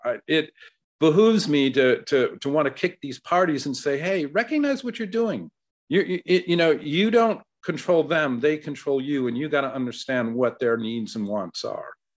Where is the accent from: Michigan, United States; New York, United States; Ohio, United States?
Ohio, United States; my home state of Ohio